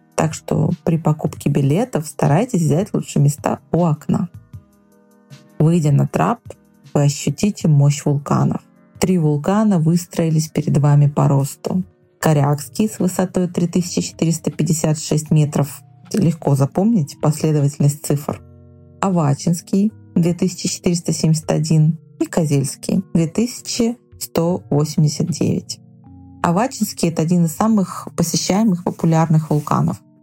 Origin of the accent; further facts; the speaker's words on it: Vilyuchinsk, Kamchatka Krai, Russia; Это закрытый город, мой родной город